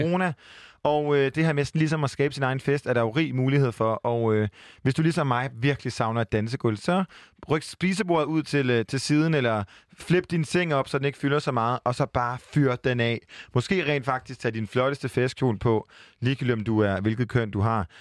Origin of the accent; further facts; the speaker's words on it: Jutland, Denmark; Jeg er fra Jylland